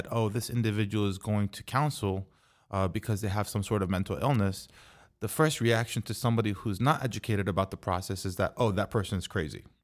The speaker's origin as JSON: {"language": "English", "region": "Texas", "country": "United States", "tie": "born or raised there", "said": "Correct in but, Texas."}